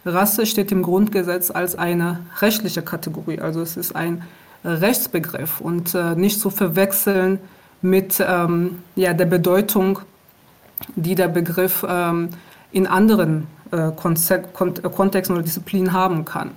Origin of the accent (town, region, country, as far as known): Aachen, North Rhine-Westphalia, Germany; born or raised there; moved away as an adult; also born or lived in Rwanda; now in Berlin, Germany